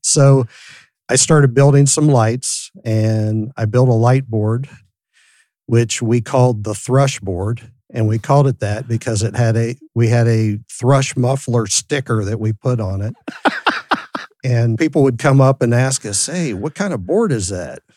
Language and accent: English; San Francisco, California, United States; I grew up in San Francisco, my mom was a hippie, so I grew up in San Francisco